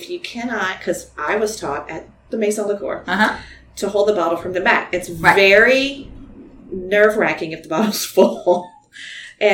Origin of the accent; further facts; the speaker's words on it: Baton Rouge, Louisiana, United States; also born or lived in Lake Charles; And grew up here. So I'm really from Baton Rouge.